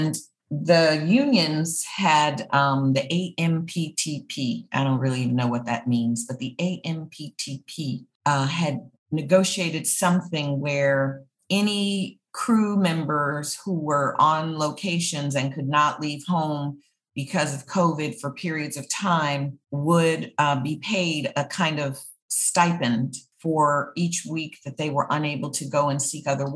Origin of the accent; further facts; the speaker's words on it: the North, United States; I'm not from the South. I'm a Black woman from the North.